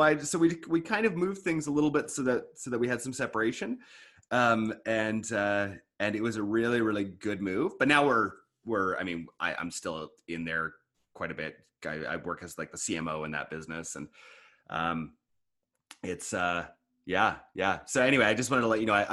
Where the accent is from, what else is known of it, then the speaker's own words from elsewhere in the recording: Eastern Canada, Canada; now in British Columbia, Canada; I used to live on that side of the country when I grew up too